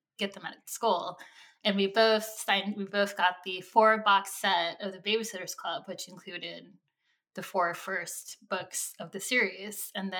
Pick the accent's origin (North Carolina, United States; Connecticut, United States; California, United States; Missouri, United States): California, United States; Sacramento; We grew up together in Sacramento, California.